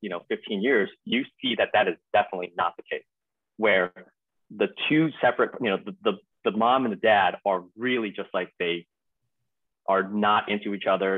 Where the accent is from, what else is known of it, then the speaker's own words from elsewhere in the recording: Arcadia, California, United States; also born or lived in Taiwan; I'm from Arcadia, California